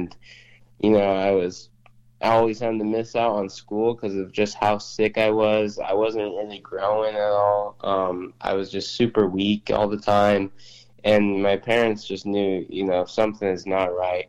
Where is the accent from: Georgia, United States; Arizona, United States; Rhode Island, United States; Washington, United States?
Washington, United States; Spokane; I'm from Spokane, Washington, and I'm 20 years old